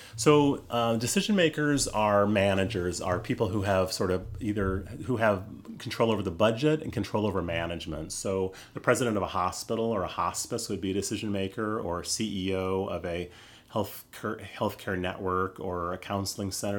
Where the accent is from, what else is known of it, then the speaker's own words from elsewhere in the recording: United States; I'm American